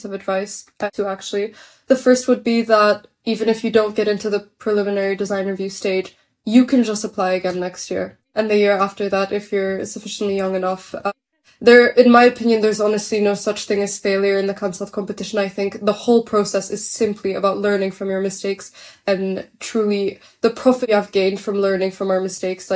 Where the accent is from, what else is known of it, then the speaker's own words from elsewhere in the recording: Warsaw, Masovian Voivodeship, Poland; we are from Warsaw